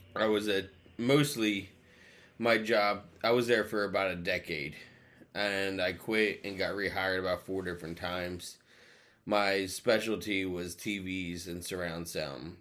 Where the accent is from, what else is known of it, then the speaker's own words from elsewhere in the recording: New Jersey, United States; moved away as an adult; also born or lived in Plymouth, Massachusetts; I grew up in South Jersey. just eight minutes from Philadelphia